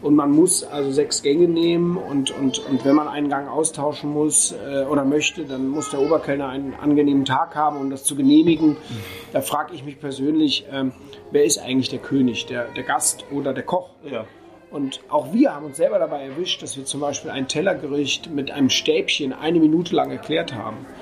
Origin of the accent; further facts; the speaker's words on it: Düsseldorf, North Rhine-Westphalia, Germany; moved away as an adult; also born or lived in Burma / Rügen / Austria / Switzerland; now in Durbach, Germany; gebürtig aus Düsseldorf